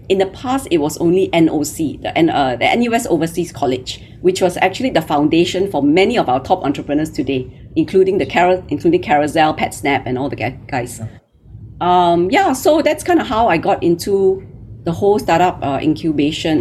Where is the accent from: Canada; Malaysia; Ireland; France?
Malaysia; moved away as an adult; now in Singapore; I'm Malaysian. Uh, you know, I grew up in Malaysia